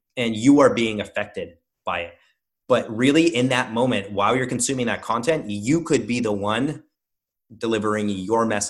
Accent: Russia; moved away; I grew up in Russia

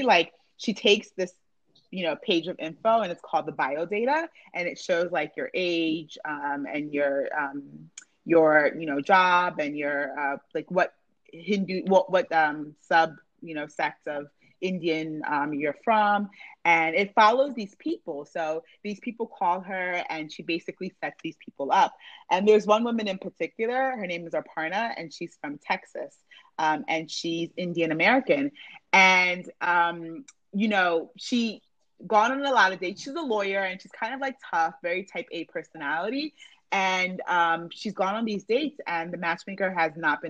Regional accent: Nigeria

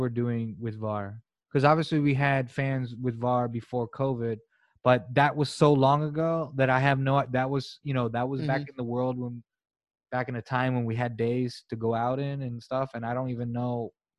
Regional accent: United Kingdom; I don't know if it's a British thing, like a British arrogance of, like, we're British.

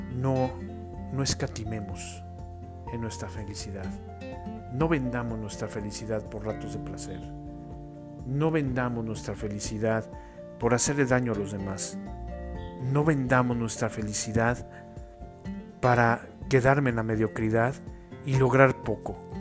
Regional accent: Mexico; los que somos mexicanos

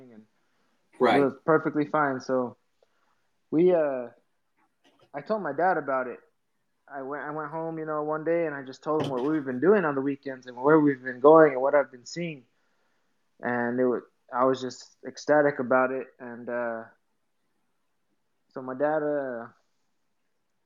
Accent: Albuquerque, New Mexico, United States; I'm from Albuquerque, New Mexico.

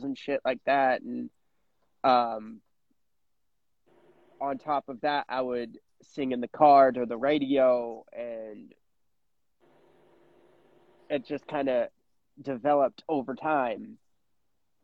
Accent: Nebraska, United States; now in Tennessee, United States; I'm originally from Nebraska, but I'm currently living in Tennessee.

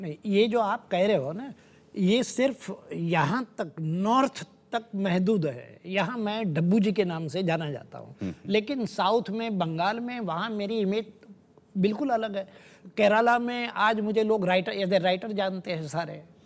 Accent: Saurashtra, Gujarat, India; मेरा जन्म सौराष्ट्र गुजरात में हुआ था

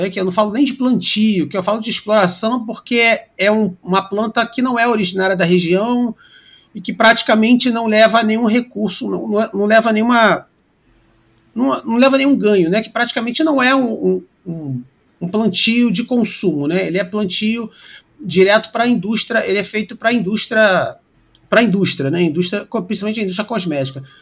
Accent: Rio de Janeiro, Brazil; Eu, que sou carioca, moro no Rio de Janeiro

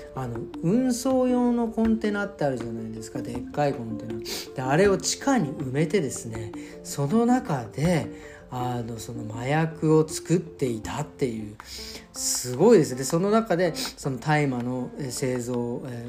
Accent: Tokyo, Japan; now in Berlin, Germany; 僕東京生まれ東京育ちですけど

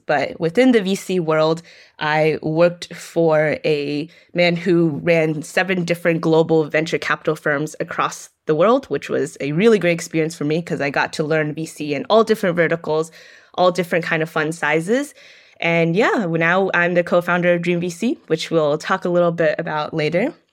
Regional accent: Gainesville, Florida, United States; I'm Chinese American. I grew up in North Central Florida, specifically Gainesville

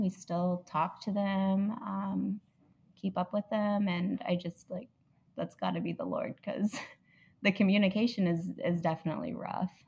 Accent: Indianapolis, Indiana, United States; also born or lived in Illinois; I'm from Indianapolis

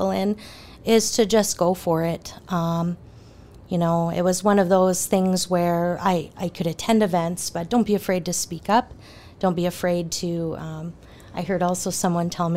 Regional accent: Minot, North Dakota, United States; now in Bismarck, United States; I'm born and raised in Minot, North Dakota

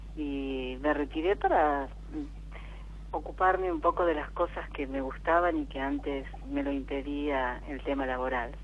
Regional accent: Buenos Aires, Argentina; De acá de Buenos Aires, del barrio de Belgrano

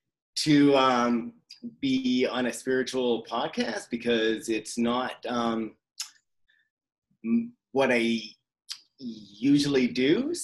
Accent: Vancouver, British Columbia, Canada; also born or lived in Florida, United States / Maine, United States / Prince Edward Island, Canada; I grew up all over. So I was born in Florida. From Florida, we moved to Maine, from Maine to PEI, then from PEI back to Maine, and then to Vancouver. And I went to high school here.

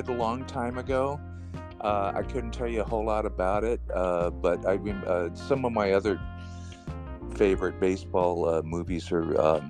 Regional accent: Los Angeles, California, United States; also born or lived in El Monte / Orange County; I was born in Los Angeles, the actual city of L.A., and I was raised there as a kid. I lived in L.A., you know, county until I was probably about 20, and then I moved to Orange County.

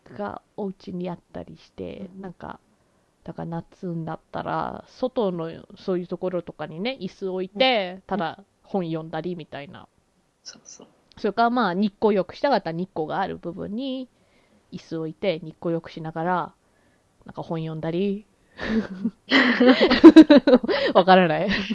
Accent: Canada; 私はやっぱりこうカナダで育ってる

